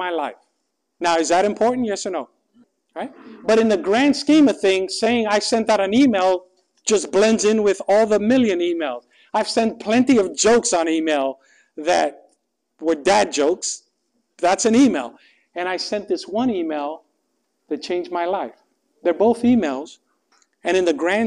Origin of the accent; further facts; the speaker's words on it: New York City, New York, United States; moved away as an adult; I grew up in New York City. I moved from New York City 11 days prior to this to study theology.